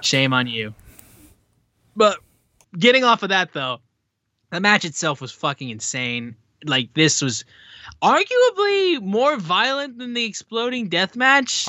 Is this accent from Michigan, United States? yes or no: yes; Michigan, United States; I'm from Michigan